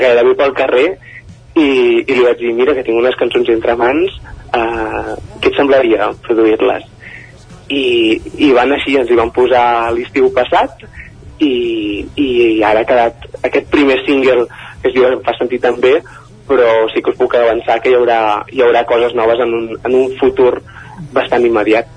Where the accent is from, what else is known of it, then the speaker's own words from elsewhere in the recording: Palafolls, Catalonia, Spain; jo sóc de Palau Tordera